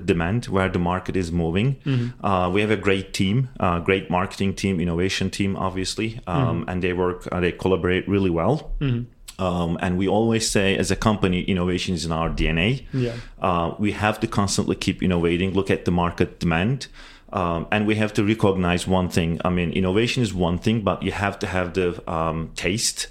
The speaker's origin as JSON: {"language": "English", "country": "Turkey", "moved": "yes", "lives_now": "United States", "said": "me and my business partner originally from Turkey"}